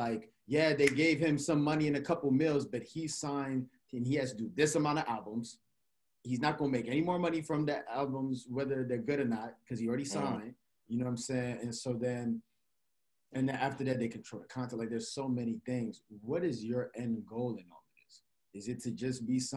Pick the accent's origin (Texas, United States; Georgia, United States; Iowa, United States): Georgia, United States; Gwinnett County; we niggas from Gwinnett